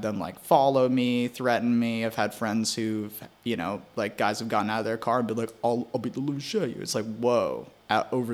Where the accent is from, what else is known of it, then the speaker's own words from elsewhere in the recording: Maui, Hawaii, United States; also born or lived in Queens, New York; now in New York, United States; we moved when I was 6. So I grew up in Maui, Hawaii